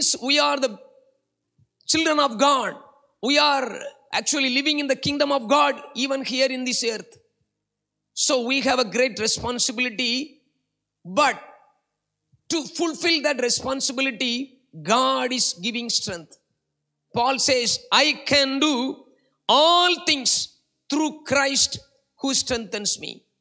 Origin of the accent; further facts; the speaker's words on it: India; moved away as an adult; now in Singapore; I was a migrant worker from India, now I am a Singaporean. I'm almost 15 years, I'm Singaporean.